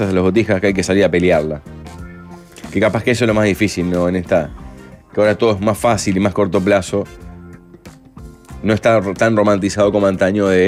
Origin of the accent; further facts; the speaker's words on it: Uruguay; Ah, mira somos uruguayos una especie en extinción, hay que salir y pelearla.